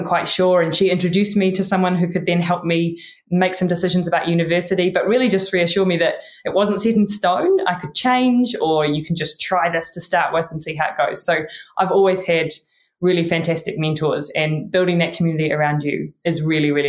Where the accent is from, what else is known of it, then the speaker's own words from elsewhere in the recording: New Zealand; accent: Kiwi; My Kiwi accent